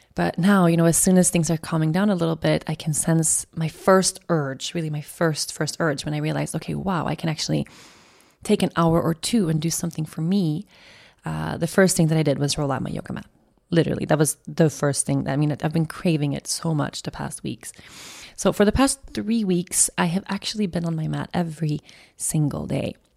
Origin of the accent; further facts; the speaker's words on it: an island outside of Stockholm, Stockholm County, Sweden; the island where I grew up outside of Stockholm